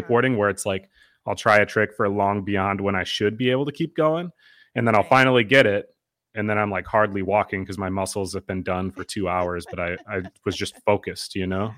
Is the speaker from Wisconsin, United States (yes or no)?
yes; Eau Claire, Wisconsin, United States; also born or lived in Duluth, Minnesota / Minneapolis, Minnesota; Eau Claire, Wisconsin's my hometown. I've lived there since I was two